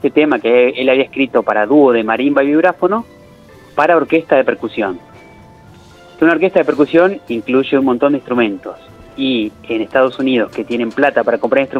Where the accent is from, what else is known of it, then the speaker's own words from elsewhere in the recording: Córdoba, Argentina; born there; Para su sorpresa, yo nací en Córdoba, o sea, tengo el doble